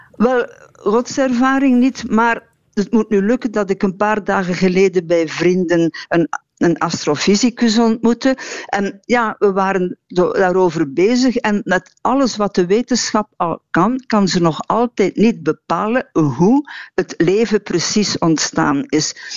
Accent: Harelbeke, Flanders, Belgium; het huis waar ik ben opgegroeid in Harelbeke bij Kortrijk

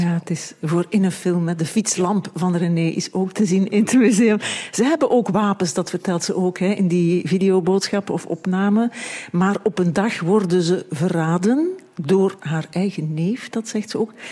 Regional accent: Beverlo, Flanders, Belgium; also born or lived in Leopoldsburg; Ik ben geboren in Beverlo, dat is vlakbij. En vanaf mijn twaalfde ging ik naar de middelbare school

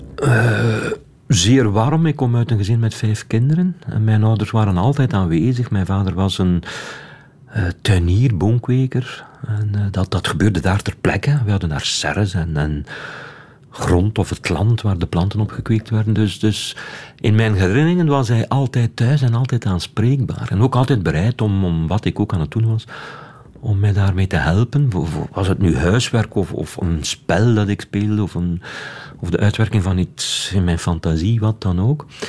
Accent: Wetteren, Flanders, Belgium; ik ben opgegroeid in Wetteren.

